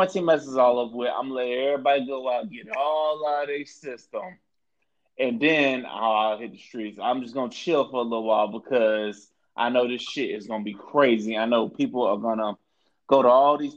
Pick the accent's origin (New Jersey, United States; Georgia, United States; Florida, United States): Florida, United States; I'm from Florida, born and raised